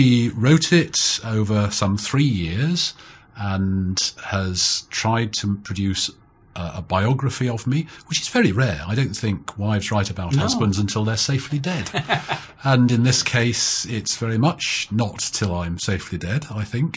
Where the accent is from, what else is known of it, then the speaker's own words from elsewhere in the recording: Nottingham, East Midlands, United Kingdom; also born or lived in Cambridge; I was born and brought up in Nottingham in the English Midlands.